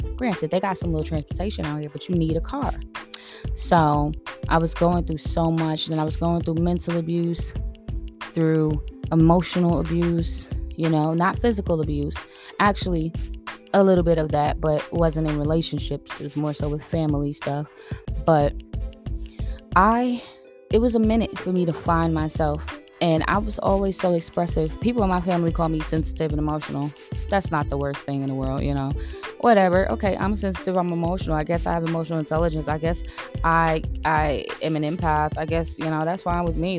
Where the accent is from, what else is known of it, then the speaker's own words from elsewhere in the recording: New York City, New York, United States; moved away as an adult; also born or lived in Queens, New York; now in Georgia, United States; I am from Brooklyn, New York, born and raised, but I moved out here from Queens, New York